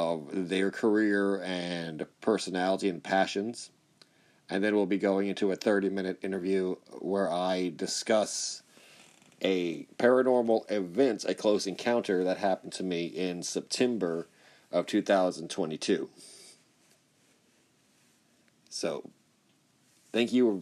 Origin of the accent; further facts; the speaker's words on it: Corpus Christi, Texas, United States; I'm from Corpus Christi based and born and raised, and I went to school in Texas and lived here most of my life